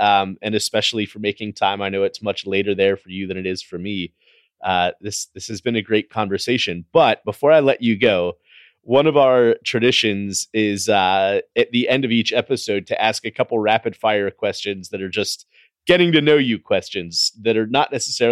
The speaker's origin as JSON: {"language": "English", "country": "United States", "said": "being an American"}